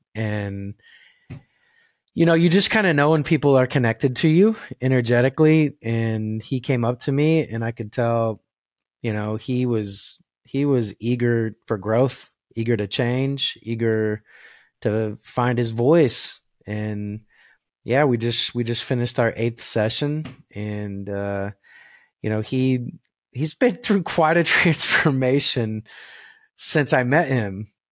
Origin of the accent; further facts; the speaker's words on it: Arkansas City, Kansas, United States; also born or lived in Winfield, Kansas; I grew up in Ark City